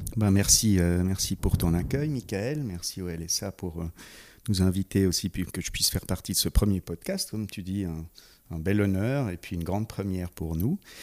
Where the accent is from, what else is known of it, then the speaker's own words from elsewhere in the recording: Geneva, Switzerland; j'ai grandi sur Genève